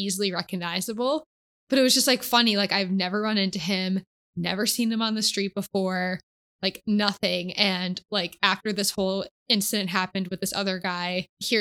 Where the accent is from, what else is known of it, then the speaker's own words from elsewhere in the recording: Connecticut, United States; moved away; my hometown, which is back in Connecticut